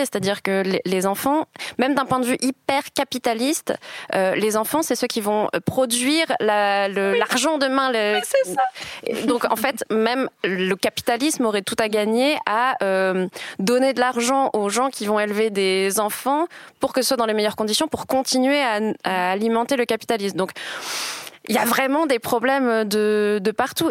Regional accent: France; now in Switzerland; en tant que Française

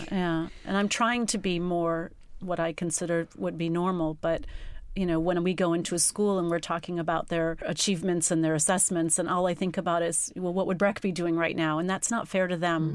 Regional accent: United States; moved away as an adult; also born or lived in England; now in United Kingdom; I'm not English and, and living in another country, I think they just thought, Gosh, she's a paranoid American

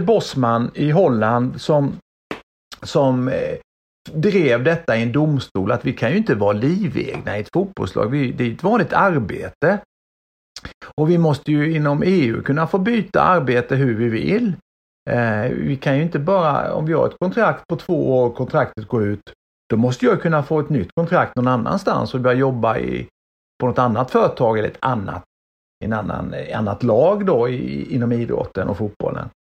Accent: Sweden; accent: Småländska; moved away as an adult; also born or lived in Vimmerby / Åtvidaberg / Växjö; now in Gothenburg, Sweden; jag är född i Vimmerby och sen är jag uppvuxen i Åtvidaberg och Växjö så att jag pratar ju småländska än

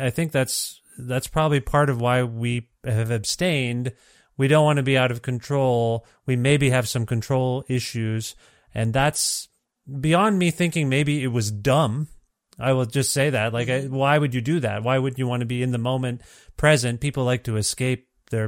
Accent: Ontario, Canada; moved away as an adult; now in Alberta, Canada; I'm from Ontario. Canada

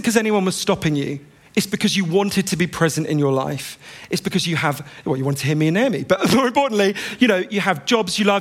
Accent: United Kingdom; I'm British

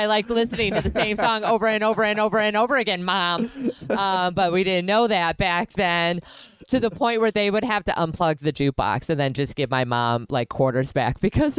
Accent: Milwaukee, Wisconsin, United States; moved away; I grew up in Milwaukee and then we moved to different suburbs and stuff like

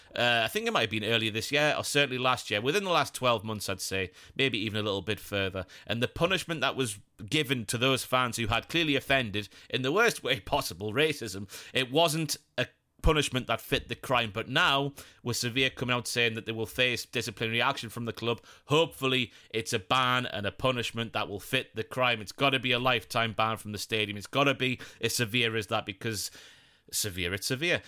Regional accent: Ashington, North East England, United Kingdom; I was born in Ashington

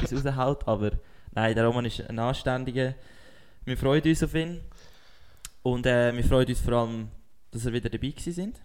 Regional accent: Switzerland; als Schweizer Sportler

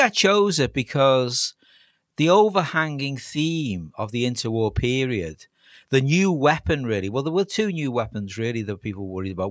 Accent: Liverpool, North West England, United Kingdom; I'm a scouser

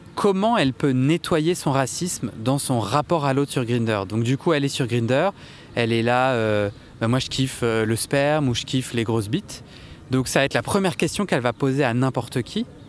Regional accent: Versailles, Île-de-France, France; j'ai grandi à Versailles

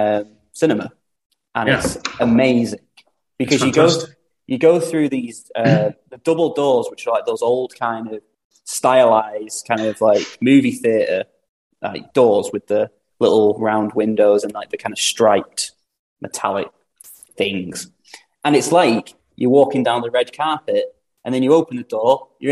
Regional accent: Bury, North West England, United Kingdom; my hometown of Bury

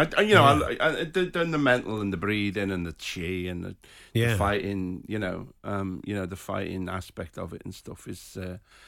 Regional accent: Liverpool, North West England, United Kingdom; I was born in Anfield, you know, about 500 yards from the ground

